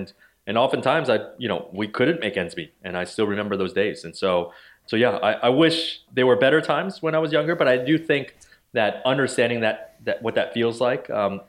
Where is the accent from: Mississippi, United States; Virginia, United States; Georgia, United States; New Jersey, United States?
New Jersey, United States; also born or lived in Ohio, United States / Baltimore, United States; I did. So I grew up in Central Jersey. So my parents immigrated to the U.S. from Taiwan.